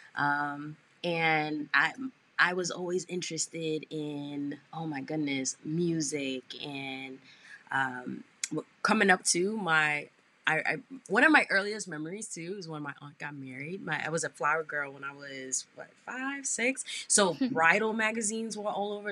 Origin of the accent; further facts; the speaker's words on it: New York City, New York, United States; born and raised in Brooklyn, New York